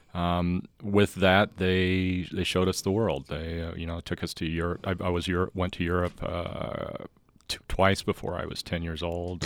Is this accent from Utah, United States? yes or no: yes; Bountiful, Utah, United States; Bountiful. I grew up